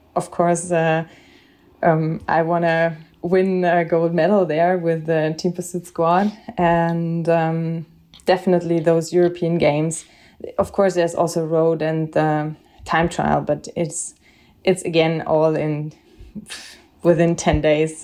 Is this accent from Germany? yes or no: yes; Bavaria, Germany; I'm from Bavaria